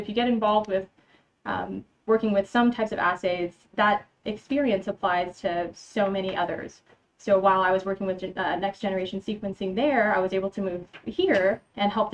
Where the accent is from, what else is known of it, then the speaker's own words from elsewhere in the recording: San Antonio, Texas, United States; also born or lived in Austin, Texas / Michigan; I'm from San Antonio. I pretty much went to school here from all the way from kindergarten to high school